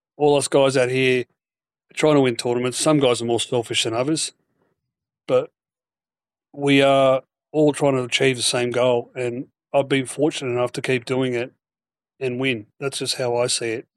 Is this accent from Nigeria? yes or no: no; Queensland, Australia; the Queensland Open being my own, my own state